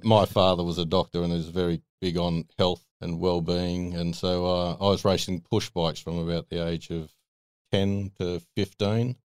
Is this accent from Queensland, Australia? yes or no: no; Sydney, New South Wales, Australia; I grew up out in Arcadia in the Hills District